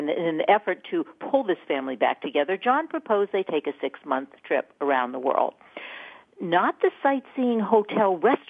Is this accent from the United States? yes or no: yes; Maine, United States; also born or lived in New York State; now in New York, United States; I'm from Maine originally.